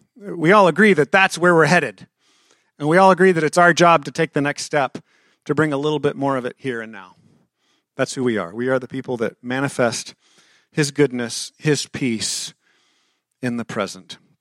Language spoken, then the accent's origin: English; Texas, United States; I'm a Texan